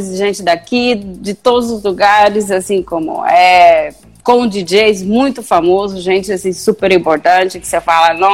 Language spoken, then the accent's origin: Portuguese; Brazil; moved away; desde que eu saí do Brasil, como foi a dificuldade de chegar aqui